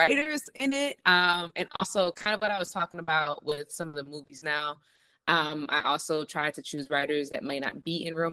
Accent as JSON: {"language": "English", "town": "Detroit", "region": "Michigan", "country": "United States", "tie": "born or raised there", "said": "growing up in Detroit and listening to like all the morning radio shows"}